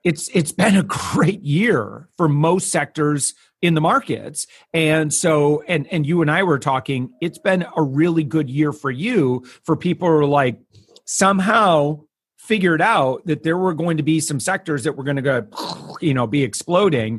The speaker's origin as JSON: {"language": "English", "region": "Michigan", "country": "United States", "moved": "yes", "lives_now": "Florida, United States", "said": "I'm originally from Michigan"}